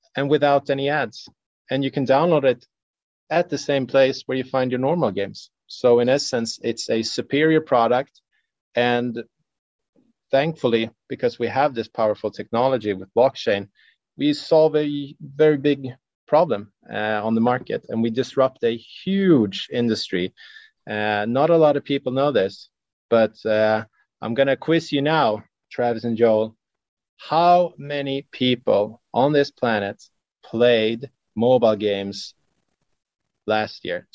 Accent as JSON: {"language": "English", "country": "Sweden", "said": "since we're from Sweden, uh, we have our heritage of uh, Old Norse mythology"}